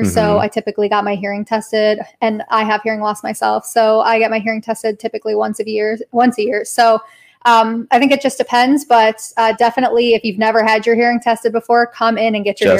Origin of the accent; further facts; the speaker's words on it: Colorado, United States; now in Georgetown, United States; maybe I came from Colorado, all my people were hikers and campers.